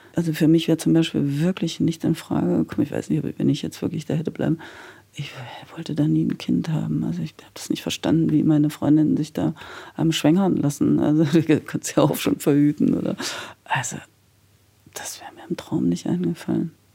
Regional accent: Halle, Saxony-Anhalt, Germany; Ich wollte jetzt nach Halle zurück, weil das war ja meine Heimatstadt.

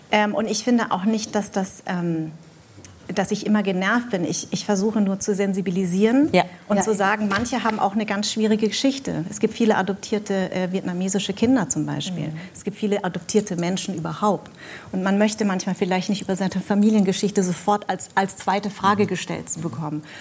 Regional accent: Darmstadt, Hesse, Germany; ja, ich komme wirklich aus Darmstadt.

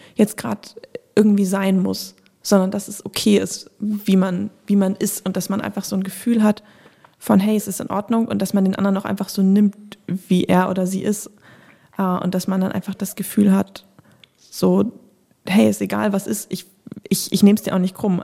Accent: Northern Germany, Germany; ich bin in Deutschland äh, groß geworden

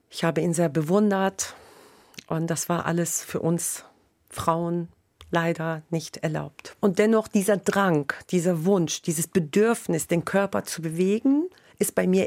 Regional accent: Hanover, Lower Saxony, Germany; moved away as an adult; now in Bremen, Germany; Ich komme ja ursprünglich aus Hannover und seit 2005 wohne ich in Bremen.

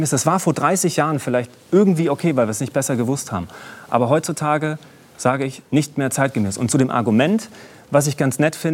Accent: Jena, Thuringia, Germany; bin durch Jena gelaufen, meine Heimatstadt, und habe Unterschriften gesammelt für Rettet die Wale.

